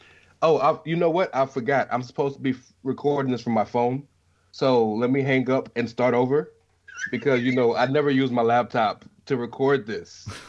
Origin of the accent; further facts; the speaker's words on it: Scotland, United Kingdom; since I'm from Scotland, I clearly know where the Black Country is because I'm from Scotland, right?